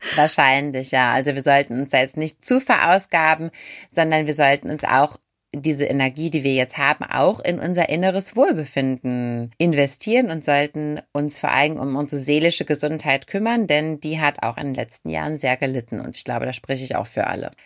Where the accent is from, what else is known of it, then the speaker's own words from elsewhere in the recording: Germany; bei uns in Deutschland